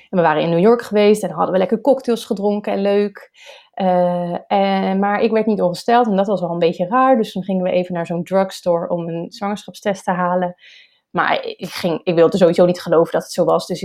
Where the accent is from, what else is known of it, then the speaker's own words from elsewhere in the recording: Rotterdam, South Holland, Netherlands; also born or lived in Schiedam; en ik ben geboren en getogen in Rotterdam.